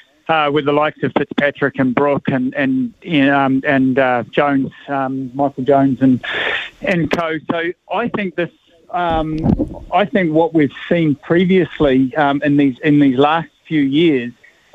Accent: Auckland, New Zealand; now in Tauranga, New Zealand; I know I'm in Tauranga, but I grew up in Auckland.

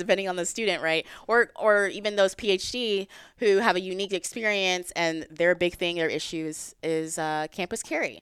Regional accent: Texas, United States; I'm from Texas

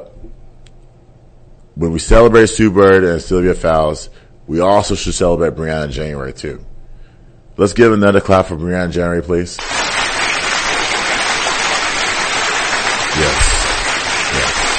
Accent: Nigeria; I'm Nigerian.

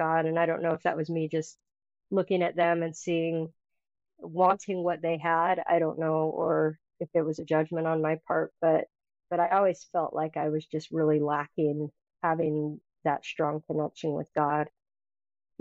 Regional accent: Mountain Green, Utah, United States; I grew up in Mountain Green, Utah

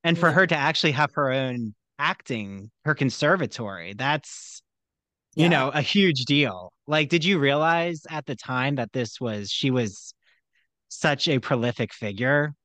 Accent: United States; I grew up right outside of Philly

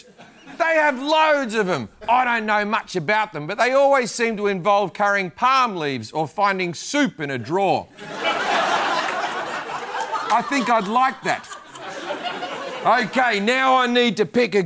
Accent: Australia; I'm Australian

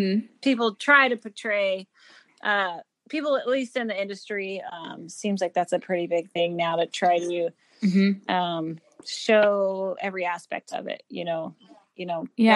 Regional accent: Oregon, United States; even though I grew up in Oregon, I have yet to take an elk.

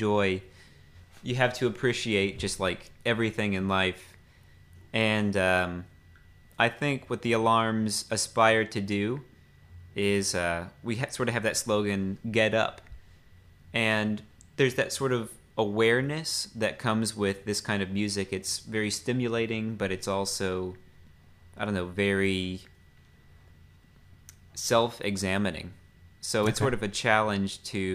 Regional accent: Franklin, Tennessee, United States; also born or lived in Nashville, Tennessee / Brentwood, Tennessee; I was actually born in Nashville at Baptist Hospital, and I grew up in Franklin and Brentwood

